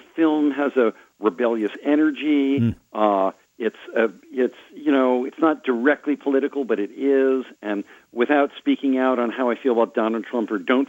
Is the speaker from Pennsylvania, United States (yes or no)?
no; Marin, California, United States; I'm from Marin, California